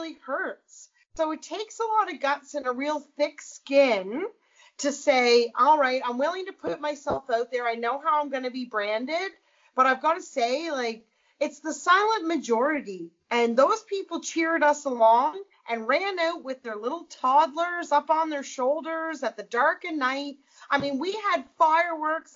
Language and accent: English; Nova Scotia, Canada; now in Alberta, Canada; I might live in Alberta, but I was born and raised in Nova Scotia